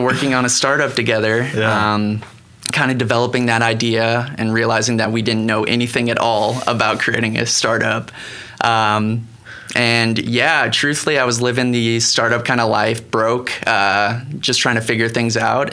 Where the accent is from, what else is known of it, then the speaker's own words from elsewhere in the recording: Cocoa Beach, Florida, United States; moved away as an adult; also born or lived in Miami / Montana; I grew up in Florida, Cocoa Beach, uh-huh. um, about three hours north of Miami. Okay. And lived there for 18 years